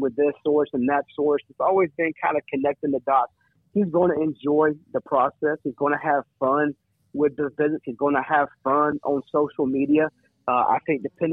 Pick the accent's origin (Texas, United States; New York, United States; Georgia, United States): Georgia, United States; Atlanta; I'm from Atlanta, so I'm down here in the South